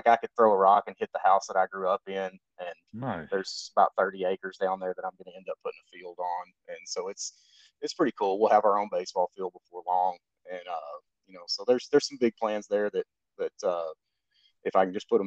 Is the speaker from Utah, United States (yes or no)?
no; Benton, Arkansas, United States; I grew up here in Benton where I'm at now